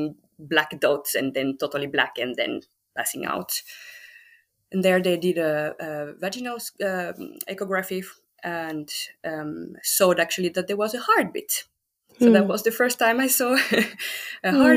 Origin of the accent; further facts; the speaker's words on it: France; English is a second language; moved away as an adult; now in Finland; I'm from France. I have been living in Finland for 12 years now